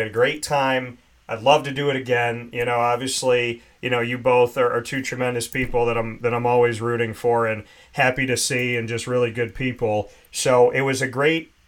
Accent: Central New York, United States; growing up in Central New York

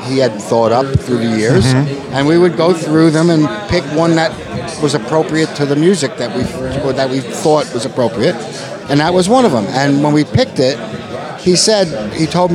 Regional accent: New York City, New York, United States; I grew up in Brooklyn.

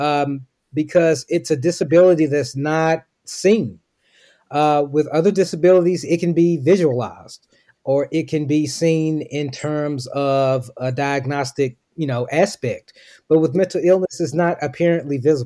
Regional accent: Memphis, Tennessee, United States; moved away as an adult; now in Dallas, United States; I'm originally from Memphis, Tennessee, but I now reside in Dallas, Texas.

